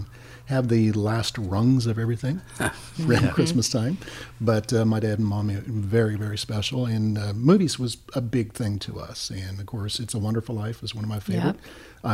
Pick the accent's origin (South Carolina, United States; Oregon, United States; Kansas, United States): Kansas, United States; moved away; also born or lived in Florida; Born and raised in Kansas, I was used to four seasons.